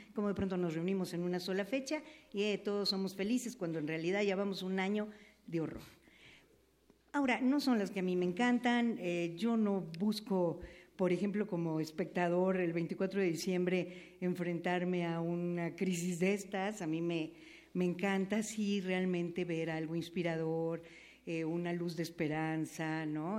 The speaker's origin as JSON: {"language": "Spanish", "region": "Veracruz", "country": "Mexico", "said": "Yo soy de Veracruz"}